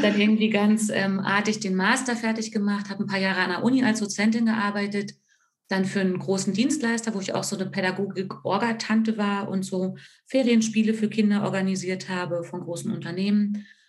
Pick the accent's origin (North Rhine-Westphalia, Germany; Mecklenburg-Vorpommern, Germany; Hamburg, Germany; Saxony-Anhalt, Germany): Saxony-Anhalt, Germany; Altmark; now in Fichtelgebirge, Germany; ursprünglich komme ich aus der Altmark, das ist ganz im Norden von Sachsen-Anhalt an der Elbe.